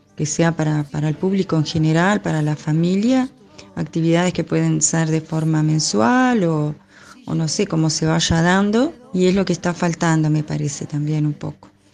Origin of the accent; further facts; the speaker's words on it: Montes, Canelones, Uruguay; moved away as an adult; now in Gregorio Aznárez, Uruguay; soy oriunda de Pueblo Montes, departamento de Canelones, un pequeñito pueblo